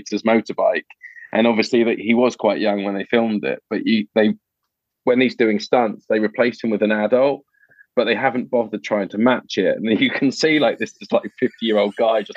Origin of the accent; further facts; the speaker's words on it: United Kingdom; I'm British